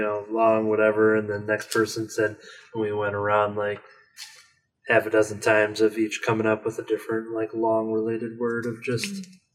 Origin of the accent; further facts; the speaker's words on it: Canada; Oh, I just exposed myself as Canadian.